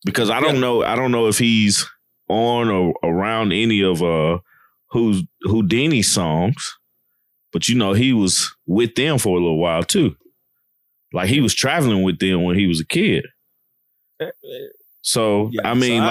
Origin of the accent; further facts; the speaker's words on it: the South, United States; being a Southerner